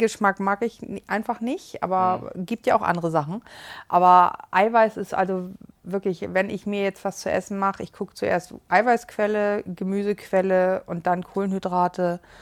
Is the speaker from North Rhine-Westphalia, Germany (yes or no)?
no; Hamburg, Germany; aus Hamburg